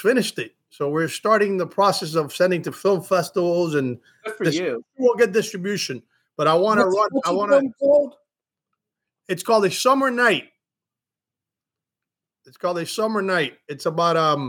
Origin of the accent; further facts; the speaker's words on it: Miami, Florida, United States; I'm born and raised in Miami